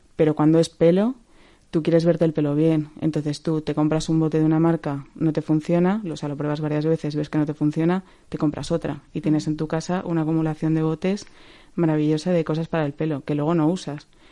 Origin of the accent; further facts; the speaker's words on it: Valencia, Valencian Community, Spain; moved away as an adult; also born or lived in Madrid; yo me quiero volver a Valencia. De hecho, yo llevaba cuatro años en Madrid llorando un poco de me quiero mm. volver a Valencia ya